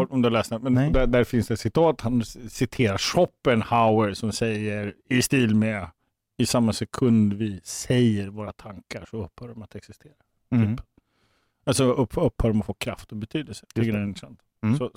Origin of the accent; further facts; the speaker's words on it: Eskilstuna, Södermanland, Sweden; Eskilstuna kommer jag ifrån.